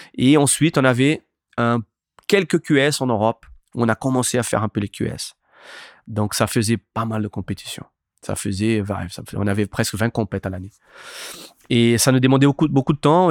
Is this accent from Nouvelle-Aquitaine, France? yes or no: yes; Anglet, Nouvelle-Aquitaine, France; also born or lived in Itacoatiara, Niterói, Brazil / Biarritz; j'ai grandi, j'ai grandi à Anglette